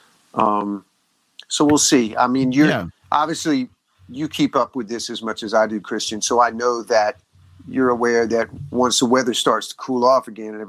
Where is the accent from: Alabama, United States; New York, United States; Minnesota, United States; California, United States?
Alabama, United States; moved away; my home state of Alabama